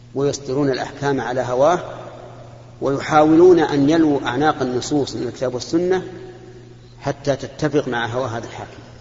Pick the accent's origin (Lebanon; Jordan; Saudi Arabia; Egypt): Saudi Arabia; هنا عندنا في المملكة العربية السعودية